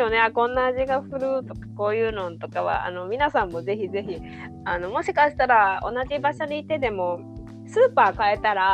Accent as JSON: {"language": "Japanese", "region": "Kansai", "country": "Japan", "also_born_or_lived": "United States", "said": "関西人だからね"}